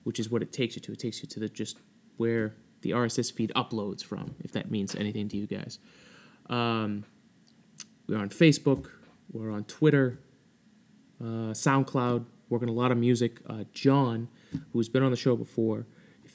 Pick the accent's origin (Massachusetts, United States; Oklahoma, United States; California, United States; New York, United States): Massachusetts, United States; I am from Massachusetts.